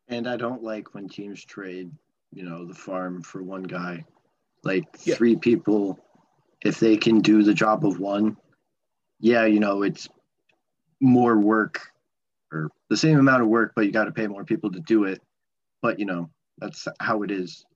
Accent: New Jersey, United States; we're from the same state

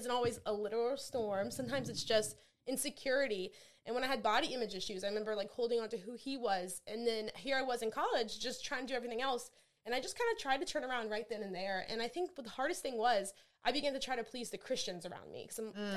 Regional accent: near New Orleans, Louisiana, United States; I grew up near New Orleans, Louisiana

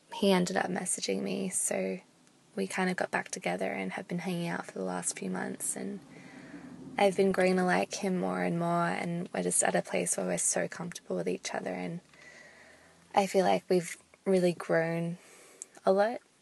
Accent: Australia; I'm from Australia, and I'm nineteen.

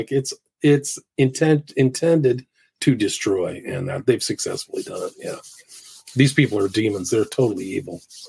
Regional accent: San Francisco, California, United States; Like, I grew up in San Francisco, and it's like, I think there's that book, San Francisco.

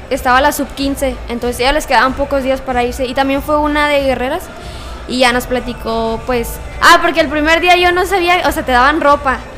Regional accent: Pachuca, Hidalgo, Mexico; ¿de dónde vienes? No, vengo de, de no, vengo de Pachuca y yo.

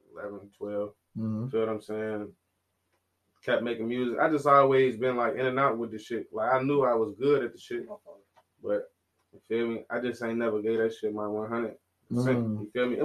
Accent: Hampton, Virginia, United States; I'm from Hampton

